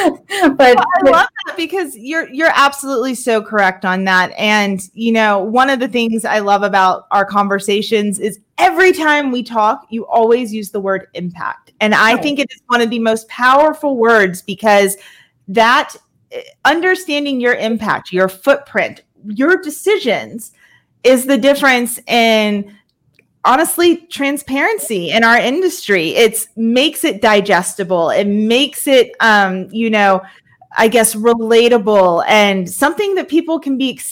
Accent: Mississippi, United States; I'm from Mississippi.

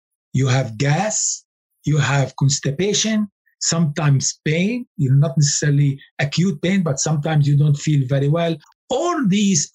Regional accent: Lebanon; I come from Lebanon

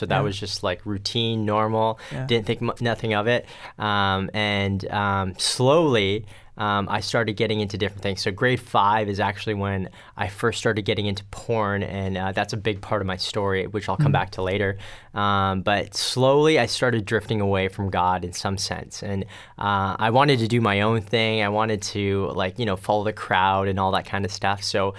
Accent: Pasadena, California, United States; now in Richmond, Canada; I'm actually from California, so Pasadena, California was where I was born, and we moved out here to Richmond, BC about 1992

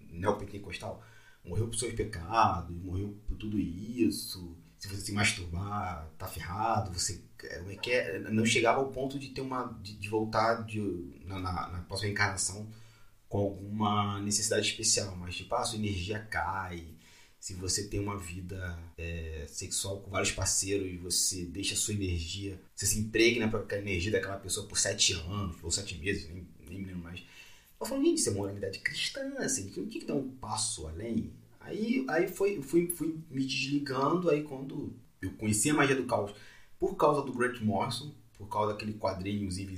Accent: Magé, Rio de Janeiro, Brazil; born or raised there

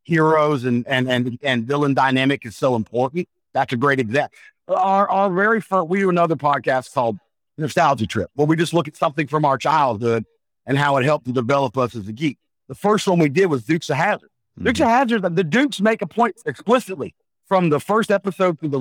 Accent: the Carolinas, United States; growing up in the Carolinas, I grew up on the old Crockett Mid-Atlantic Championship Wrestling

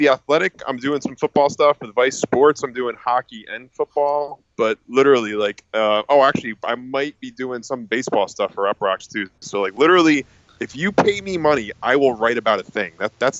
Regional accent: Harrison, New Jersey, United States; also born or lived in New Brunswick, New Jersey / Hoboken, New Jersey; I grew up in Jersey, live in Jersey. I grew up in a town called Harrison, New Jersey, and then I went to Rutgers University in New Brunswick, New Jersey, and now I live in Hoboken, New Jersey.

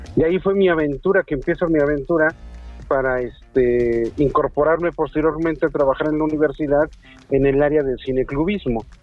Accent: Tehuacán, Puebla, Mexico; moved away as an adult; also born or lived in Mexico City; yo soy oriundo de Tehuacán, Puebla

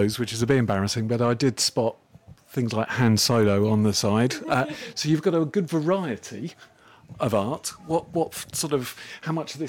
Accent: Felixstowe, East of England, United Kingdom; I grew up in the seaside town of Felixstowe, and it still feels to me as my hometown.

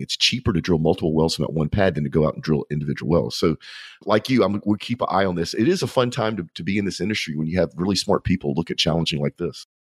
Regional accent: Louisiana, United States; I'm from Louisiana

